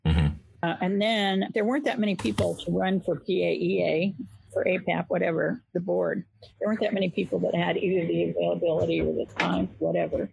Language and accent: English; Medford, Oregon, United States; I grew up in Southern Oregon on the Oregon California border, a town called Medford